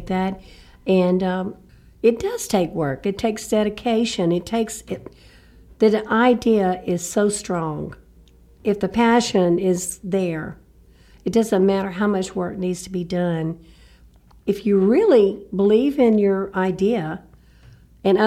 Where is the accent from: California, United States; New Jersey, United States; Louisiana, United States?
Louisiana, United States; Shreveport; moved away as an adult; now in Lafayette, United States; From Shreveport, Louisiana. I mean, up north, four hours away, basically North Louisiana